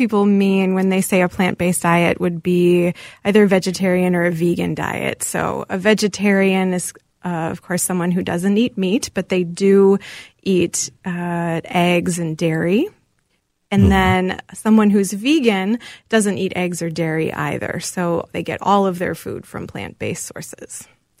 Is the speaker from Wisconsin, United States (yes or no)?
yes; Wisconsin, United States; I am from Wisconsin. I'm a Wisconsin girl, and my grandparents actually owned a dairy bar, so I had a lot of dairy growing up.